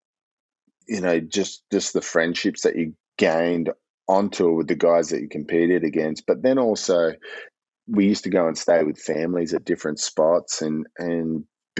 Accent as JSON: {"language": "English", "town": "Gold Coast", "region": "Queensland", "country": "Australia", "tie": "born or raised there", "also_born_or_lived": "Ballina, New South Wales", "said": "we moved from Ballina to the Gold Coast"}